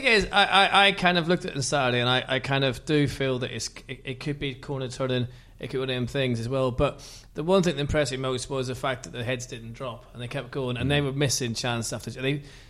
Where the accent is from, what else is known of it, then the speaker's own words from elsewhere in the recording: Northern Ireland, United Kingdom; I'm Northern Irish